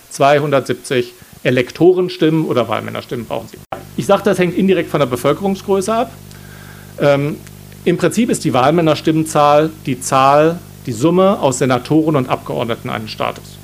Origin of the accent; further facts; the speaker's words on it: Baden-Württemberg, Germany; da, wo ich herkomme, im Schwarzwald, muss man das Ei auf den Löffel legen und ins Ziel tragen.